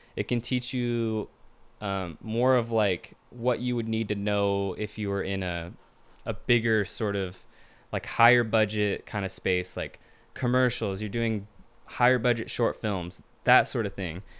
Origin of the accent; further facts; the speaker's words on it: Tacoma, Washington, United States; Born and raised in Tacoma, Washington